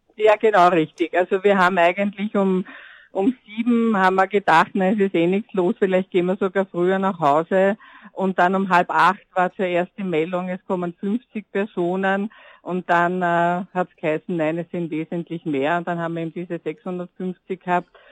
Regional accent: Vienna, Austria; ich bin Wienerin

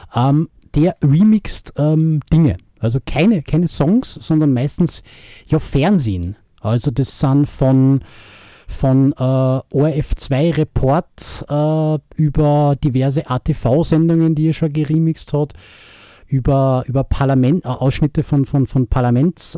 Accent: Austria; bei uns in Österreich

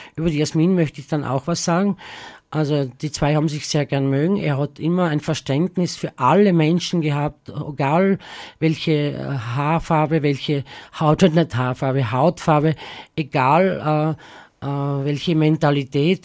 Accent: Southern Styria, Austria; now in Graz, Austria; die Südsteiermark, weil das meine Heimat ist

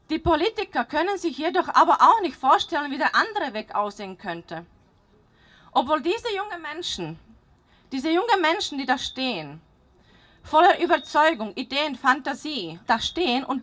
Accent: Slovakia; now in Austria

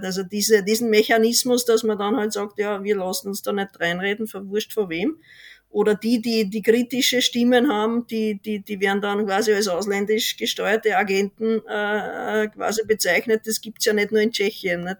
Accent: Austria; als Österreicher

